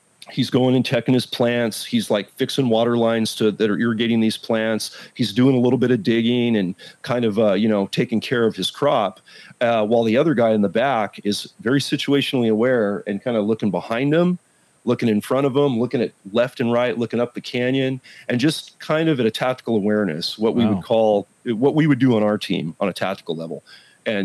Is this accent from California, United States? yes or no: yes; Silicon Valley, California, United States; I've now transferred back up to the Silicon Valley. I'm back in my hometown